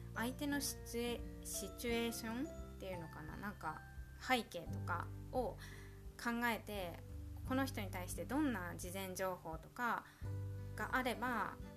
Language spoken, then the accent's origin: Japanese; Japan; 地震が多い国日本で生まれ育っている